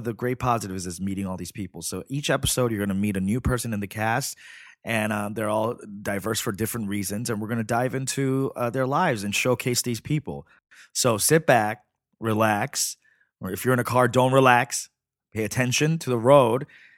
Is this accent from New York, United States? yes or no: yes; Flushing, New York, United States; Yeah, Flushing, Queens.